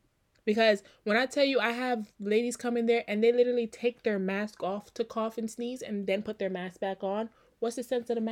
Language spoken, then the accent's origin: English; U.S. Virgin Islands; Y'all, listen, growing up in the Virgin Islands, baby powder was a thing.